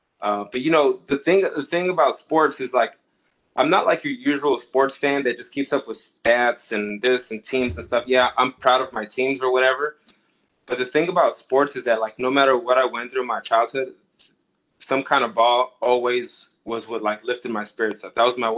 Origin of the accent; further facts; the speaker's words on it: Los Angeles, California, United States; also born or lived in Moreno Valley / Orange County; So I was born in Los Angeles area. We lived in Compton. From there, we moved to Moreno Valley, California, came into Orange County, California.